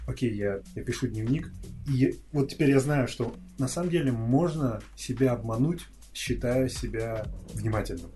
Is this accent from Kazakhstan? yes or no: yes; Kazakhstan; Я из Казахстана